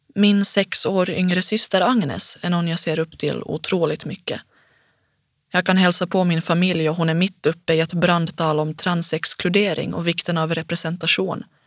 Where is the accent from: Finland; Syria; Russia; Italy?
Finland; accent: Finnish accent (as others call it); first language Swedish; also born or lived in Helsinki / Jakobstad; now in Stockholm, Sweden